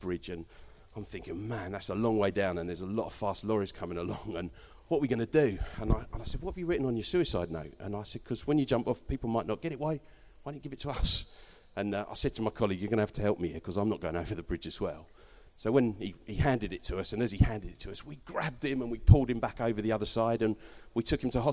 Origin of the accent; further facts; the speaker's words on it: Eastbourne, South East England, United Kingdom; also born or lived in London; now in Canterbury, United Kingdom; Grew up in London till I was 6, and then we moved to near Eastbourne. And I stayed in Eastbourne till I left to go to university in Kent. And then I've been in Canterbury ever since.